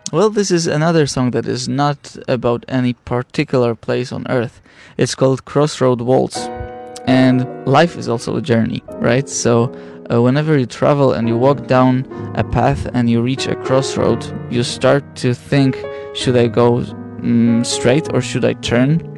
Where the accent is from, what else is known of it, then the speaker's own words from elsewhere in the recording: Gdańsk, Pomeranian Voivodeship, Poland; moved away as an adult; now in Beijing, China; this destination is my hometown. I come from Gdańsk, and Gdańsk is part of Tri City.